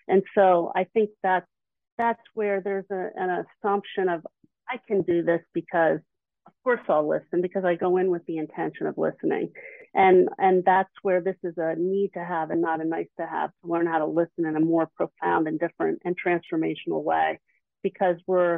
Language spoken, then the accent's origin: English; Philadelphia, Pennsylvania, United States; But it just so happens, I'm from the Philly area.